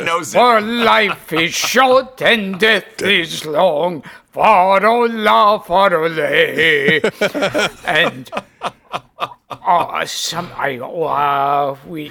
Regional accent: New York City, New York, United States; growing up in Brooklyn

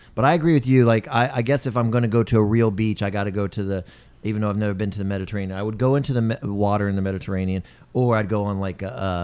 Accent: Japan; But when we grew up in Japan, we'd get a free trip because we overseas.

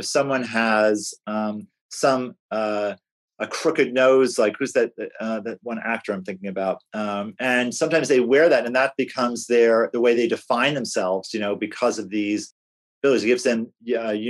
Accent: Northeast, United States; moved away; I grew up in the Northeast.

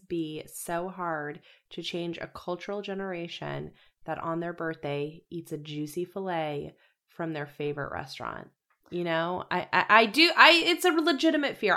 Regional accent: Colorado, United States; I come from Colorado

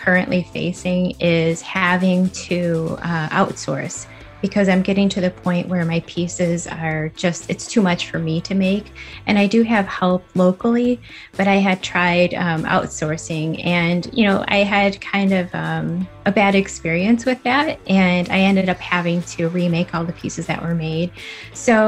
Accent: West Chicago, Illinois, United States; I'm from West Chicago, Illinois

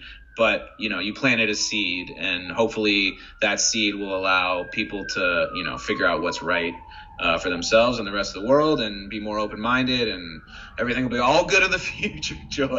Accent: United States; growing up in America

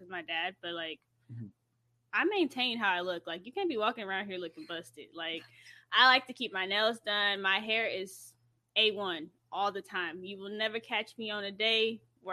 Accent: Dallas, Texas, United States; I'm from Dallas, Texas

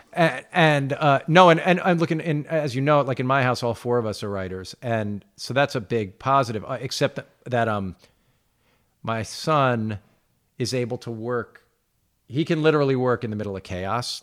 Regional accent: Roslyn, New York, United States; growing up in Roslyn

